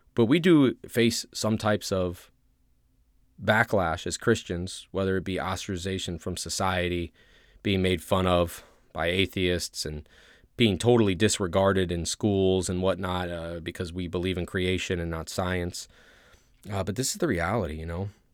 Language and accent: English; Ohio, United States; moved away as an adult; I grew up in Ohio